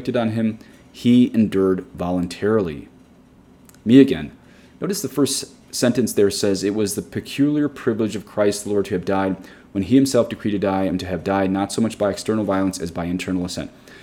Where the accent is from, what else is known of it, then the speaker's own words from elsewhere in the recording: United States; especially as American Catholics